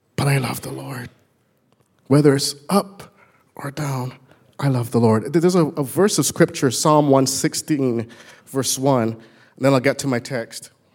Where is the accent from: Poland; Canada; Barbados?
Barbados; moved away; I was born in Barbados, as you can tell when I get excited. My words don't sound quite intelligible anymore